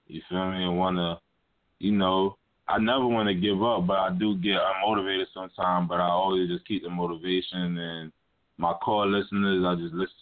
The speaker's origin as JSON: {"language": "English", "town": "Hollywood", "region": "South Carolina", "country": "United States", "moved": "yes", "lives_now": "Brooklyn, United States", "said": "I currently live in Brooklyn, New York, but I'm from Hollywood, South Carolina"}